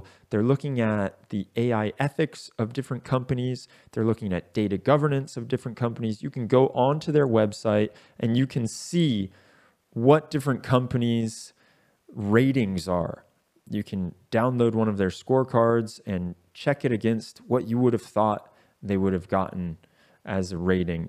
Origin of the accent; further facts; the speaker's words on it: United States; the US, my home country